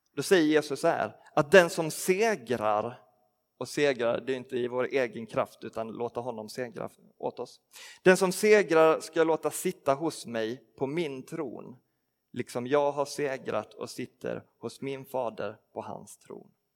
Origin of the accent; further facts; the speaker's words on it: Skåne, Sweden; moved away; för mig som är uppvuxen i Skåne